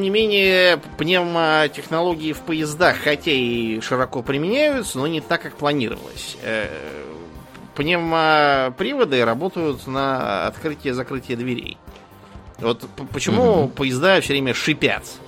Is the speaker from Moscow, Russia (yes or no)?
yes; Moscow, Russia; я помню, как я в детстве ездил в Союзное Бутово, возвращаясь из школы